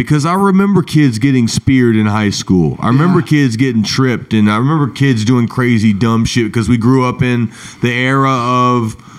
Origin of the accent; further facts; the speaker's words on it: Meridianville, Alabama, United States; I grew up playing baseball in Little League in Huntsville, near Huntsville in Meridianville